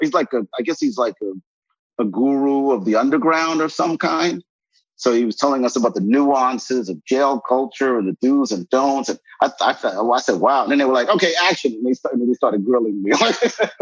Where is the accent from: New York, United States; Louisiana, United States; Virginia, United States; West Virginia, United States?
New York, United States; I'm born and raised in New York